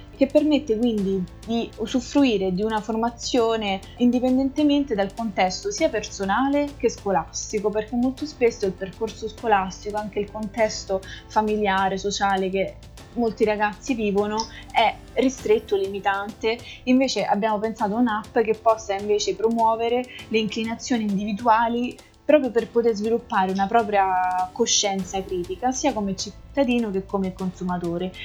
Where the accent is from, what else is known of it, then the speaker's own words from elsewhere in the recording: province of Rome, Lazio, Italy; moved away as an adult; now in Brussels, Belgium; sono originaria della provincia di Roma e vivo all'estero ormai dal 2012